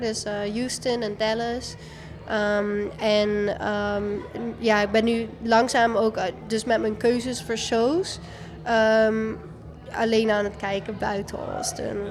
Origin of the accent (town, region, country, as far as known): Netherlands; now in United States